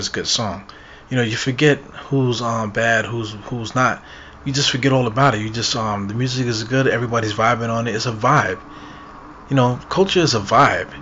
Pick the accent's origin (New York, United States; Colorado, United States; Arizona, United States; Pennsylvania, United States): New York, United States; Brooklyn; I'm from Brooklyn. I have so much pride in being from Brooklyn